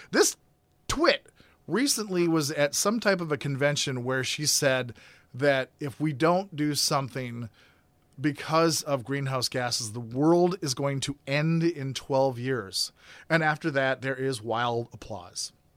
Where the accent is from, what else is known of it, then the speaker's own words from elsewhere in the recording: Grand Forks, North Dakota, United States; I grew up in Grand Forks, North Dakota